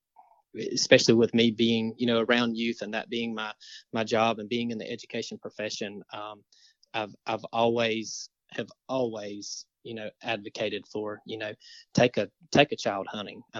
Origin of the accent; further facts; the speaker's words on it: Marianna, Florida, United States; I'm from Mariana